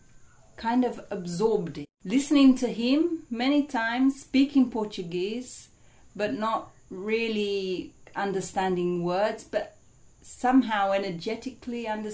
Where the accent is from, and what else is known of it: Essex, East of England, United Kingdom; born or raised there